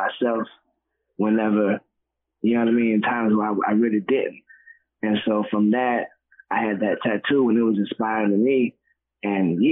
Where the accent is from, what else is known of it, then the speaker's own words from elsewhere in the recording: the South, United States; now in Atlanta, United States; we're from the South